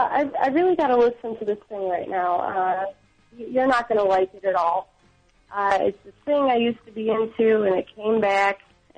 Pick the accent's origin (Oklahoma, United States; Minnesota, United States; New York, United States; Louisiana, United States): New York, United States; Syracuse; moved away as an adult; now in Buffalo, United States; I'm from Syracuse, New York.